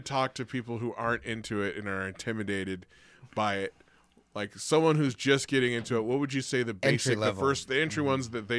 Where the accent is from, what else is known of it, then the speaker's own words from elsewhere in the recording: East Bay, California, United States; I'm from the East Bay.